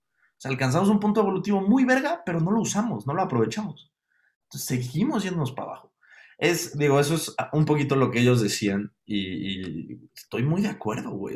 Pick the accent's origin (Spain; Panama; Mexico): Mexico; Mexico City; siendo un capitalino